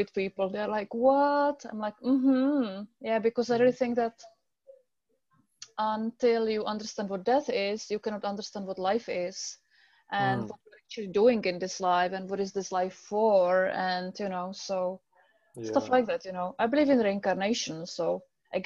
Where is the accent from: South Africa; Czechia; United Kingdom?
Czechia; English is a second language; moved away; left back to my country. I'm from the Czech Republic